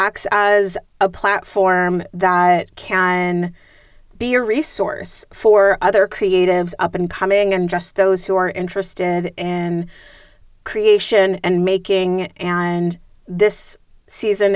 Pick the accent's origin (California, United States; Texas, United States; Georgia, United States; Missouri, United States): California, United States; San Jose; I was born and raised in San Jose